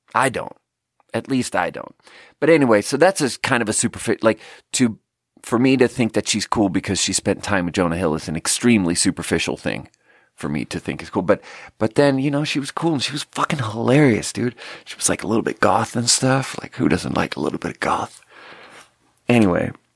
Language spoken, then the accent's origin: English; Sweden; moved away; I happen to be born in Sweden